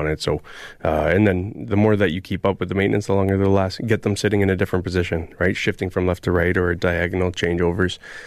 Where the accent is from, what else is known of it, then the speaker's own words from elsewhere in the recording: Caledon, Ontario, Canada; born and raised in Caledon